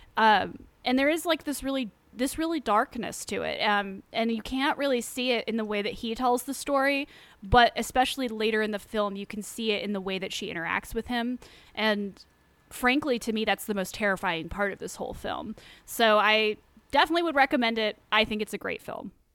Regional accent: England, United Kingdom; I as an English person

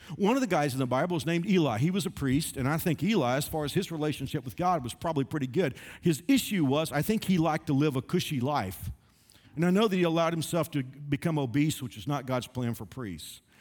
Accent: Dallas Fort Worth area, Texas, United States; I grew up in the Dallas Fort Worth area

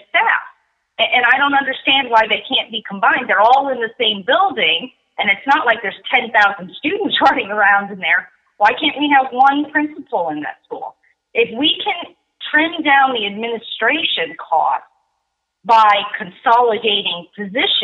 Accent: Ohio, United States; now in Winchester, Randolph County, Indiana, United States; I grew up in Ohio

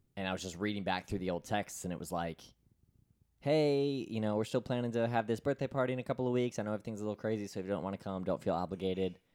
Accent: Florida, United States; my hometown of Florida.

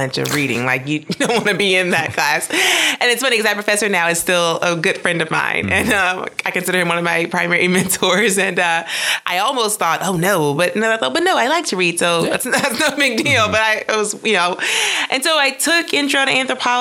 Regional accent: Mississippi, United States; moved away; I grew up in Mississippi

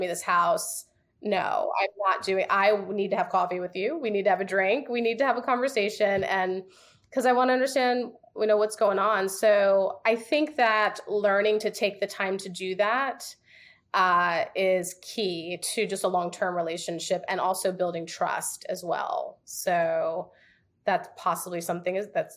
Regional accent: New York, United States; moved away; also born or lived in the South; I'm from New York, so honesty is like in my blood.

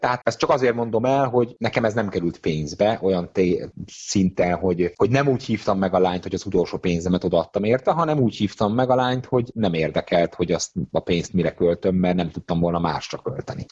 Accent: Hungary; also born or lived in England; én azért költöztem haza Angliából első sorban, mert magyar lányjal szerettem volna együtt lenni

